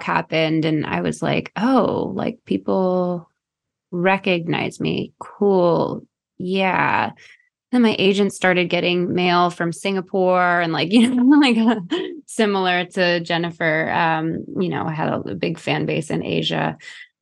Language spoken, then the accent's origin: English; Chicago, Illinois, United States; I grew up in Chicago